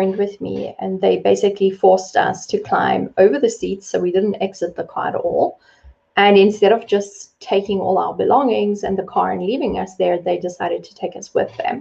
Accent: South Africa; I was born and raised in South Africa.

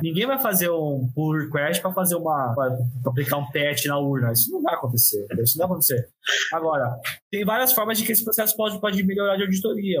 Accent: São Paulo, Brazil; eu sou de São Paulo

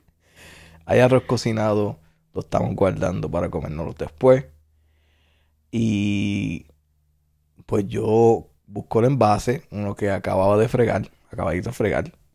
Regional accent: Puerto Rico; nacido y criado en Puerto Rico

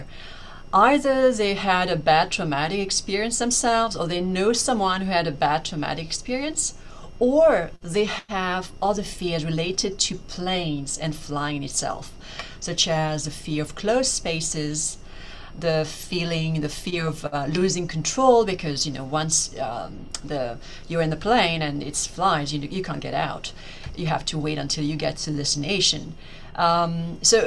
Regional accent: France; moved away as an adult; now in Hong Kong; I grew up in France

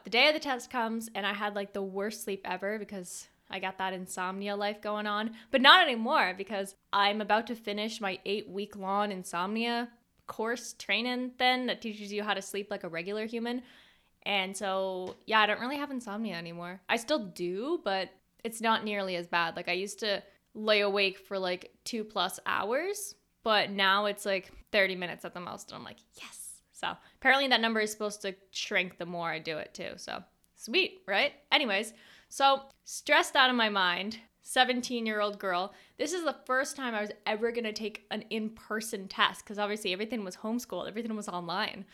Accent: Canada; a Canadian homeschooled girl

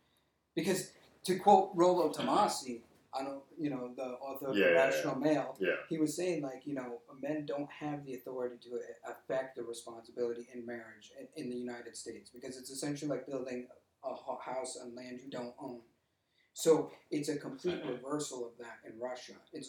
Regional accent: Nigeria; like, we're Nigerian, which is cool.

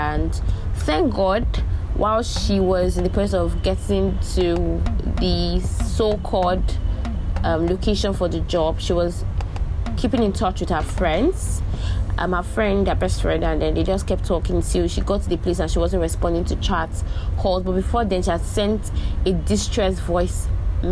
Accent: Nigeria; In my life as a Nigerian

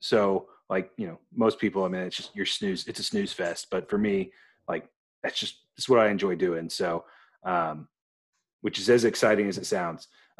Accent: Illinois, United States; I'm farther south, much smaller town, but from Illinois.

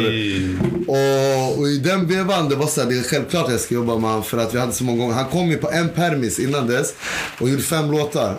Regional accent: Uppsala, Uppsala County, Sweden; jag är från Uppsala

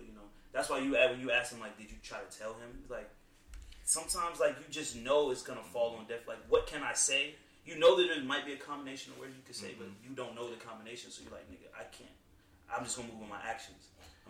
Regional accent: Virginia, United States; I grew up in Northern Virginia, like, it was a lot there.

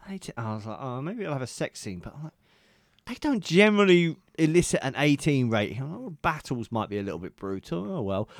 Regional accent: England, United Kingdom; accent: southern; all us actual English people

